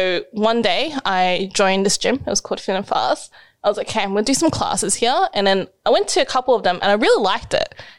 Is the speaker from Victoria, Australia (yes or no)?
no; Sydney, New South Wales, Australia; I've lived in Sydney all my life